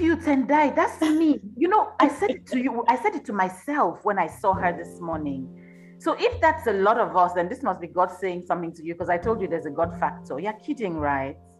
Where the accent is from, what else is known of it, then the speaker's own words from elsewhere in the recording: Nigeria; now in Johannesburg, South Africa; i'm nigerian myself who lives in, in johannesburg